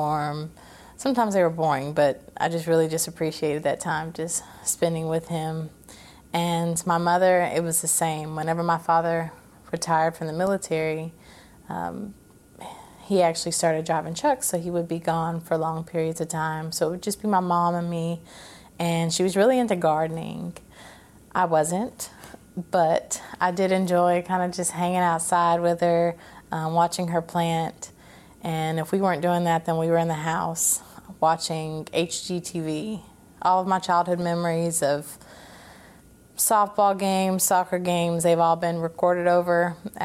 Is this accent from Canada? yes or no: no; Clarksville, Tennessee, United States; born or raised there; also born or lived in Fort Campbell, Kentucky